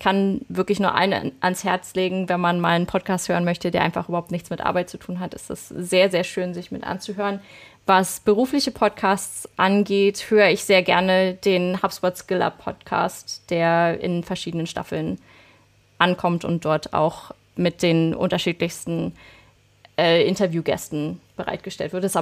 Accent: Berlin, Germany; accent: Berlin; dass man extrem hört, äh, wo ich herkomme. Und das wollte ich irgendwann, das habe ich tatsächlich raustrainiert, dass man meinen Berlinern nicht mehr so dolle hört.

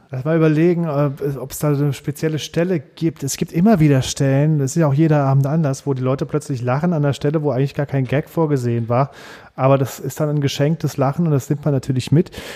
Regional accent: Saarland, Germany; ich bin Saarländer

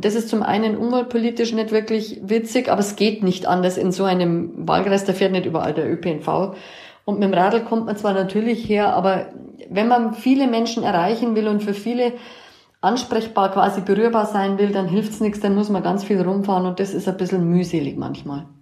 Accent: Bavarian and Allgäu native, Germany; als Bayer und Allgäuer

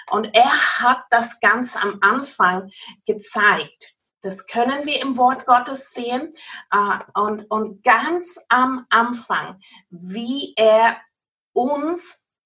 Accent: South West England, United Kingdom; German is a second language; now in Austria; wie ihr merkt von meiner Akzent, ich bin kein wirklich Österreicherin. Äh, ich stamme aus Großbritannien, Cornwall, um ganz genau zu sein, aber ich werde wirklich mein Bestes tun, um jetzt gute Deutsch zu sprechen.

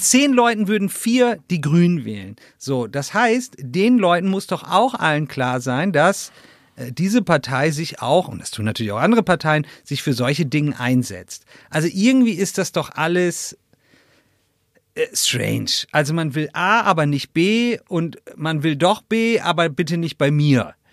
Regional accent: Northern Germany, Germany; now in Pfrungen, Germany; ich komme ja aus Norddeutschland

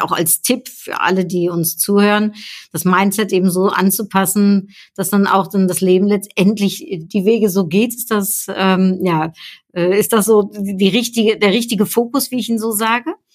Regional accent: Germany; also born or lived in Netherlands; ich bin ja äh, Niederländerin, ne? also in den Niederlanden geboren, aber in Deutschland aufgewachsen

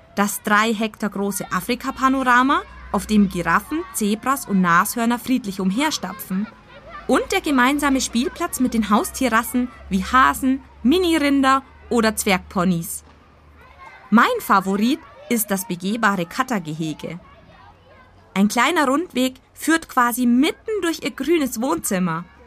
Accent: Augsburg, Bavaria, Germany; meine Heimatstadt Augsburg

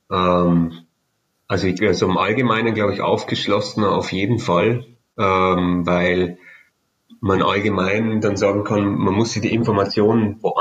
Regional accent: Bavaria, Germany; als Bayer kenne ich jetzt nicht jeden Berg

